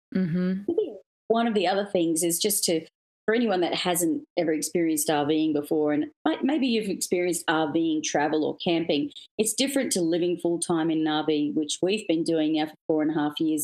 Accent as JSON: {"language": "English", "country": "Australia", "tie": "born or raised there", "also_born_or_lived": "Sydney, Australia", "moved": "as an adult", "lives_now": "United States", "said": "for me being Australian, I mean, we're so far from anywhere else in the world. It's a pretty remote, big island down in the South Pacific"}